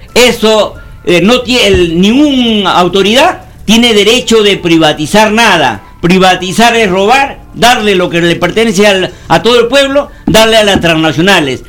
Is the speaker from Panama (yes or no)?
no; Peru